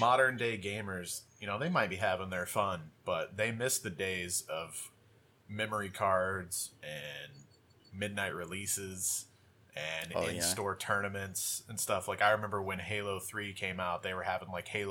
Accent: Sedalia, Missouri, United States; We're from Sedalia

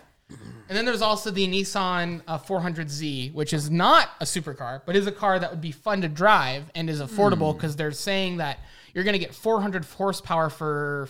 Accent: United States; I'm an American

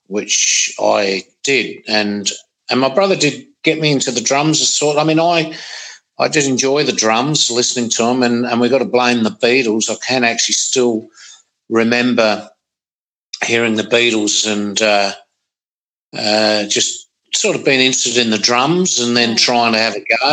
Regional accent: Gawler, South Australia, Australia; also born or lived in Adelaide; Grew up in Gawler and the Adelaide northern suburbs

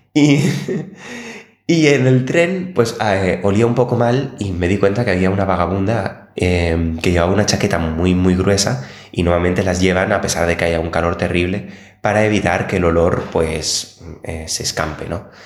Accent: Barcelona, Catalonia, Spain; now in Copenhagen, Denmark; yo vengo de Barcelona

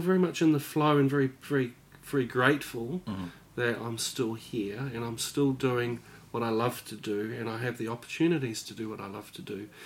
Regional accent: Upper Hutt, Wellington, New Zealand; I grew up in Upper Hutt

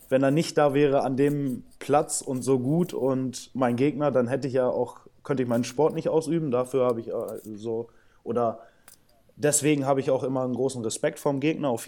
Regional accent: Brazil; born there; ich bin in Brasilien geboren, also auch ein emotionaler Typ

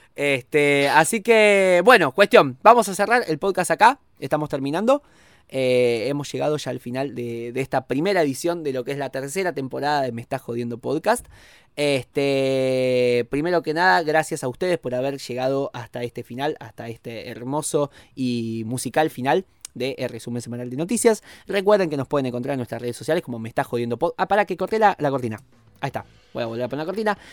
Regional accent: Argentina; nuestra historia eh, tanto argentina como latinoamericana

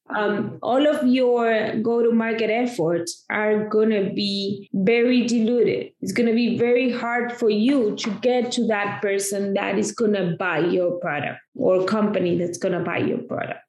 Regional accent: Argentina; now in United States; I come from Argentina, oh, okay. where I grew up

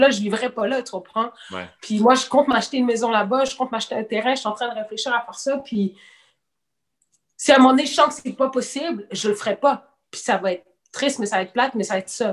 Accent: Quebec, Canada; also born or lived in Senegal; Je suis considérée comme une Canadienne. je ne vis pas là. tu comprends? Mes parents sont blancs, sont québécois

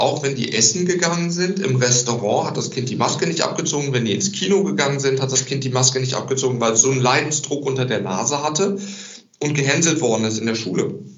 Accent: Recklinghausen, North Rhine-Westphalia, Germany; ich komme ja aus Recklinghausen, bin ich zurück nach Recklinghausen

